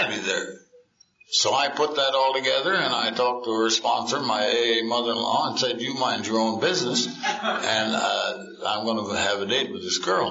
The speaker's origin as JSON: {"language": "English", "town": "Hampton", "region": "Iowa", "country": "United States", "tie": "born or raised there", "moved": "yes", "said": "I was born in the Middle West in a little town in Iowa called Hampton, Iowa. Hampton, Iowa, when I was born and grew up to the ripe old age of a sophomore, was 3,900 people"}